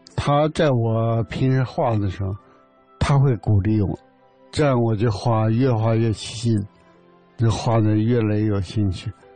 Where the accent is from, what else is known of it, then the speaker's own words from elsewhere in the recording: Yabuli, Heilongjiang, China; 在老黑龙江上。后来念小学，在亚布力